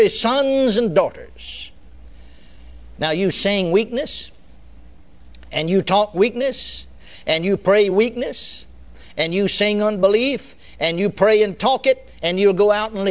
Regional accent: Texas, United States; I was born and raised in Texas.

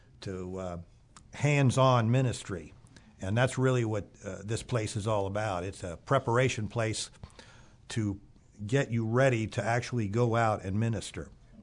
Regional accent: Springfield, Ohio, United States; Originally, I'm from Springfield, Ohio.

